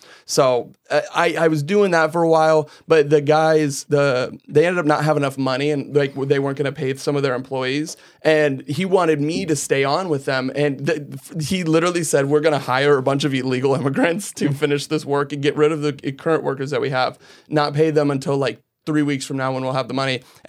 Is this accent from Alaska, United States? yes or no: no; Iowa, United States; I grew up in Iowa. Well, I grew up all over. We kind of moved around a lot as kids. And then, but we ultimately settled up in Iowa.